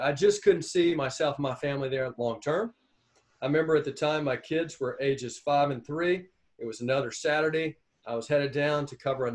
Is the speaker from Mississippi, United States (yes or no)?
yes; Mississippi, United States; moved away as an adult; also born or lived in Tallahassee, Florida / Muncie, Indiana; I'm originally from Mississippi